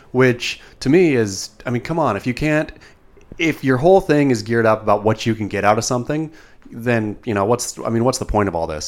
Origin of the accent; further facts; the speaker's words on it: Coos Bay, Oregon, United States; moved away; when I was a kid growing up in Coos Bay